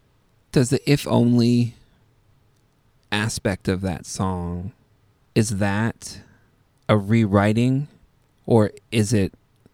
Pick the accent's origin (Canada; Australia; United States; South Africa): Canada; Etobicoke, Ontario; I grew up in Etobicoke, just outside of Toronto.